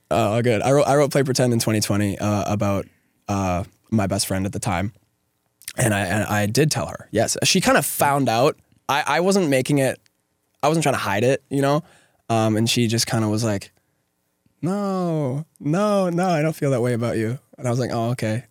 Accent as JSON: {"language": "English", "town": "Atikokan", "region": "Ontario", "country": "Canada", "tie": "born or raised there", "said": "I live in a very, very small town with, uh, under three thousand people"}